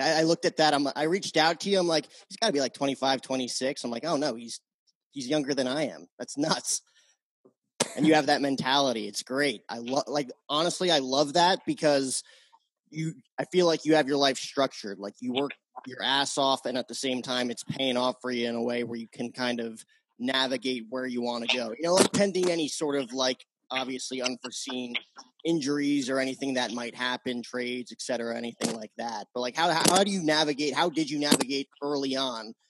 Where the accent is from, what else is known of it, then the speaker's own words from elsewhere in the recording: New Jersey, United States; I grew up back east in Jersey